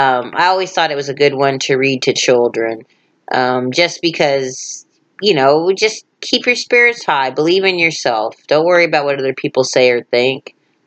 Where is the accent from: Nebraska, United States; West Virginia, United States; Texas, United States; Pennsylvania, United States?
Texas, United States; Dallas; We're from Dallas.